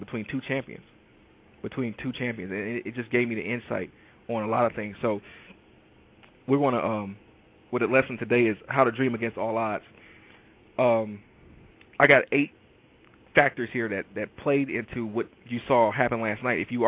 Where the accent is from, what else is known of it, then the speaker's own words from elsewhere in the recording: Detroit, Michigan, United States; I am from Detroit, Michigan, and I am an absolute avid Detroit sports fanatic.